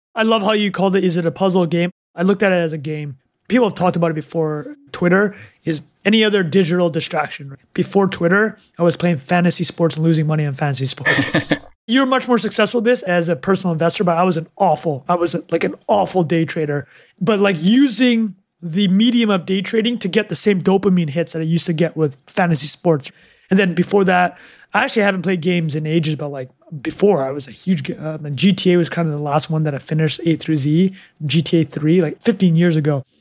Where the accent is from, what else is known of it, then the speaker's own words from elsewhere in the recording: Canada; moved away as an adult; also born or lived in Calgary / Vancouver / Vietnam; growing up in Canada.